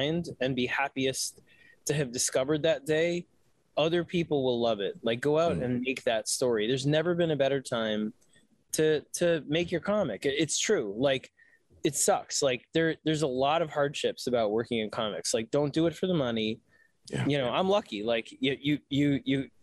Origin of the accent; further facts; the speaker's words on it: New York City, New York, United States; moved away as an adult; I grew up on the Lower East Side. I was like, we'll always move back to the city